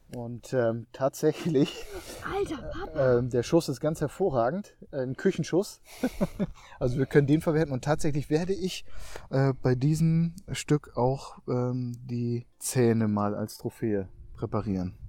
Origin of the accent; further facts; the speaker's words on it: Emsland, Lower Saxony, Germany; das Emsland, ja, meine Heimat